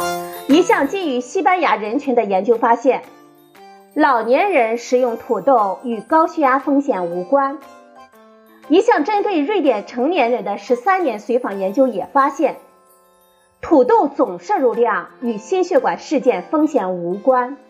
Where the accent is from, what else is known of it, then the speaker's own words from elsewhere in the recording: China; 对我们中国人来说